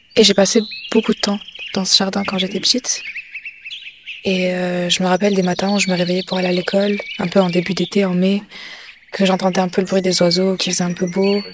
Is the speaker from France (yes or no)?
no; Morocco; J'ai grandi avec mes, grands-parents et on habitait dans une grande, euh, grande villa au Maroc.